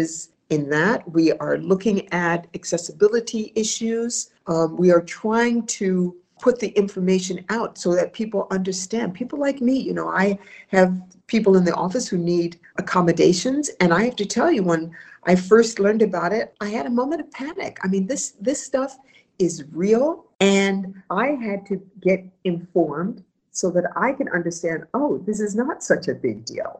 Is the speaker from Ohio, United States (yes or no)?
yes; Ohio, United States; moved away as an adult; also born or lived in Washington, D.C.; I'm from Ohio, I'm from the Midwest.